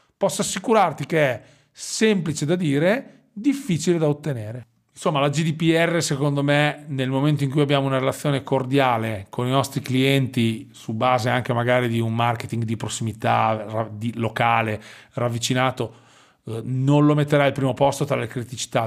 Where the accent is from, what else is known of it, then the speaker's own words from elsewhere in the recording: Forlì, Emilia-Romagna, Italy; accent: Romagnolo; sono romagnolo, come probabilmente il mio accento eh, rivelerà. No? Noi abbiamo questa S strascicata che normalmente fa simpatia e spero che sia così anche per i tuoi ascoltatori. Sono di Forlì